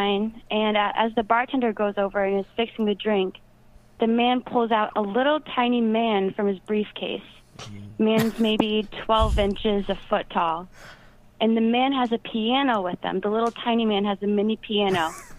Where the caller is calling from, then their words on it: Rhinebeck, New York, United States; Hello, it's Cameron from Rhinebeck, New York.